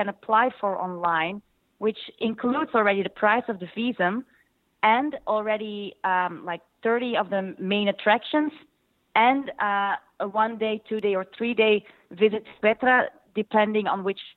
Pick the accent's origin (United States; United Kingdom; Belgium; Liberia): Belgium; I'm from Belgium